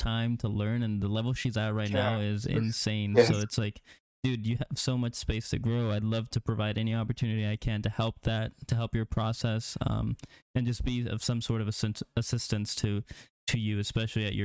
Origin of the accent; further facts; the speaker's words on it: Neosho, Missouri, United States; I came out of Neosho. That's where I graduated, and I started doing photography in, like, 7th, 8th grade